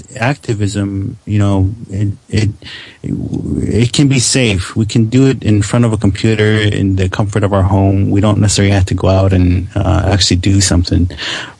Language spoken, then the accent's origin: English; United States; we are as American Indian people.